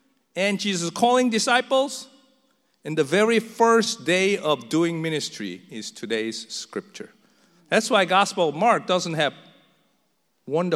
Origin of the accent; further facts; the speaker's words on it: South Korea; English is a second language; moved away as an adult; now in United States; a new church in a foreign land where I just learned to speak in their tongue about less than 3 years in America. I was from Korea